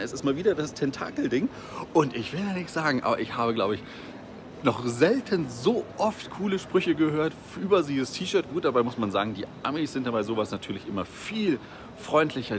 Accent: Germany; Bei uns in Deutschland

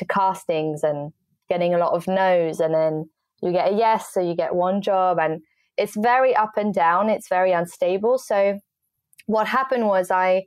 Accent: France; moved away as an adult; also born or lived in England; now in London, United Kingdom; I grew up most of my life in France because my family is French

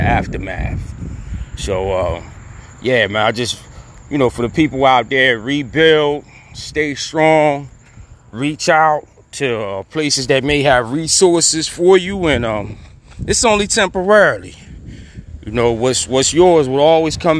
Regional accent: New Jersey, United States; I'm from Jersey, South Jersey to be exact

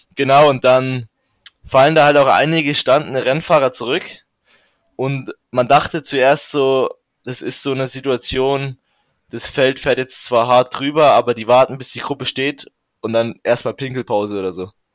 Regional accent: Regensburg, Bavaria, Germany; ich komme aus Regensburg, dem höchsten Punkt der Donau

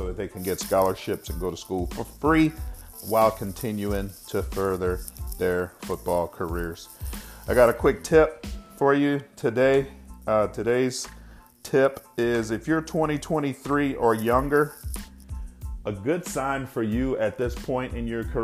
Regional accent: Texas, United States; out of my hometown. And this high school used to consistently beat me when I was in high school

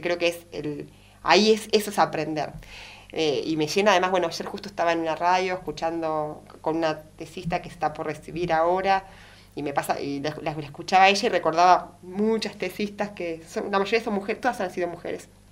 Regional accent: Puan, Buenos Aires Province, Argentina; soy de Puan

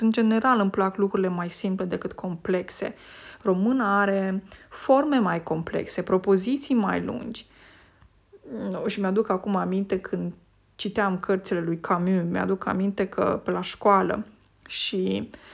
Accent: Romania; first language Romanian; moved away as an adult; now in Norway; limba română mi este limba maternă

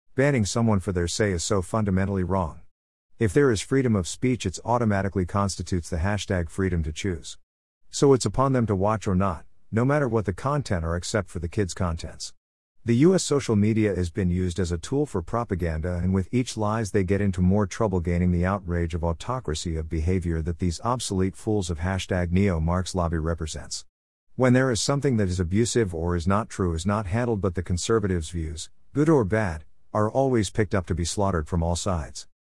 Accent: Kolkata, West Bengal, India; I was born in Calcutta

